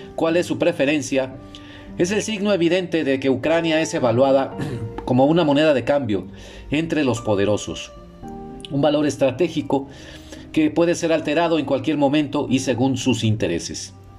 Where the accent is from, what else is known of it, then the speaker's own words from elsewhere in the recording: Mexico; also born or lived in Monterrey, Mexico; desde mi casa, aquí en Monterrey, México, es más parecida a una sensación que como mexicano siento más familiar